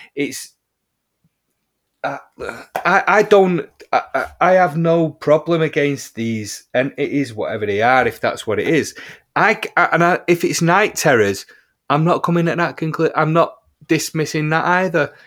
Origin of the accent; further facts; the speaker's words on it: Heaton Chapel, North West England, United Kingdom; my hometown of Heaton Chapel